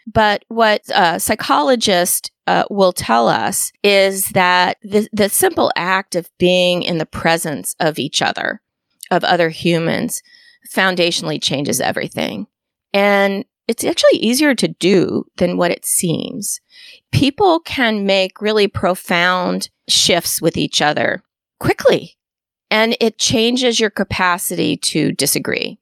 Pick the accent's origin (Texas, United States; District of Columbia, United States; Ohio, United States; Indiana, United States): District of Columbia, United States; Washington; now in Tallahassee, United States; I grew up in Washington, D C